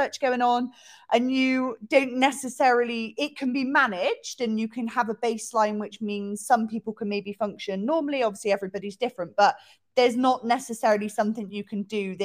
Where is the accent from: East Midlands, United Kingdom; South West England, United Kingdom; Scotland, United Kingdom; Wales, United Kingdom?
South West England, United Kingdom; Bristol; I'm from Bristol